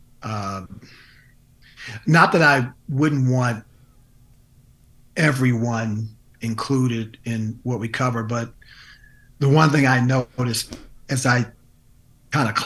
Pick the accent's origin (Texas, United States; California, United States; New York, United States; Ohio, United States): Ohio, United States; Cleveland; now in Denver, United States; Denver is not even my home. I grew up in Cleveland